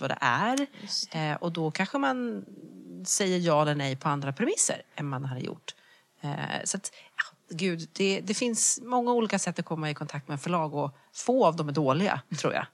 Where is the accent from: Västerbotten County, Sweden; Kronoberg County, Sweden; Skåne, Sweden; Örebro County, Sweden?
Kronoberg County, Sweden; Växjö; moved away as an adult; also born or lived in Lund / London; Jag kommer från Småland, jag kommer från Växjö